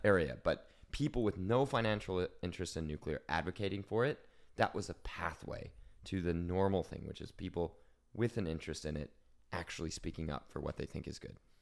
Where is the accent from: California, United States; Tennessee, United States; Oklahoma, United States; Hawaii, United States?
Oklahoma, United States; moved away; I'm from Oklahoma. That's oil country.